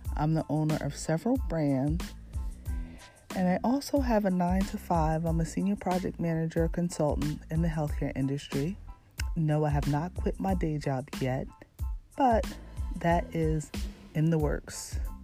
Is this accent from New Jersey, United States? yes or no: yes; Red Bank, New Jersey, United States; born and raised in New Jersey, in Red Bank, New Jersey